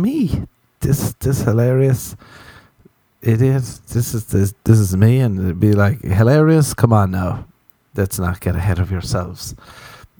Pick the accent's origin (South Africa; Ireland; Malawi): Ireland; growing up in Ireland